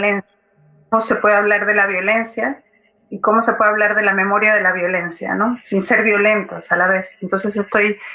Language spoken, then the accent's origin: Spanish; Mexico; soy mexicana y, y, ver todos los ver esta situación me, me parece mm, me, me da mucha impotencia